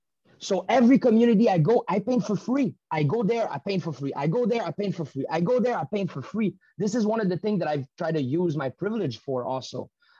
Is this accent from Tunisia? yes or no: no; Canada; The privilege we have as Canadian still come from the Canadian injustice led and organized around the world.